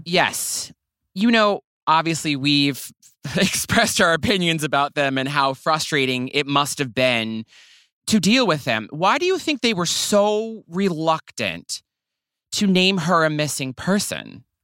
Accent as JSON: {"language": "English", "region": "the South", "country": "United States", "said": "I'm also from the South. I'm a Southern man"}